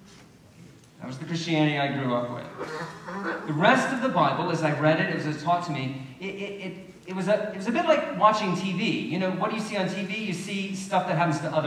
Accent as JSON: {"language": "English", "region": "Deep South", "country": "United States", "tie": "born or raised there", "moved": "yes", "said": "I didn't grow up around here. I grew up in the Deep South"}